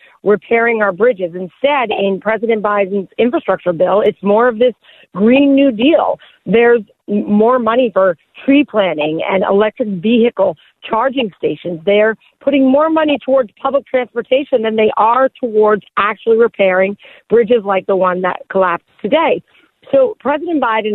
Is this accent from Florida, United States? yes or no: no; Philadelphia, Pennsylvania, United States; as a Philadelphian